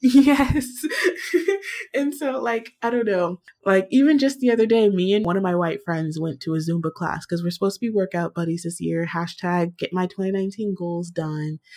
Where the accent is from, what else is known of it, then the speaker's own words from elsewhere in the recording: Virginia, United States; I was born in Virginia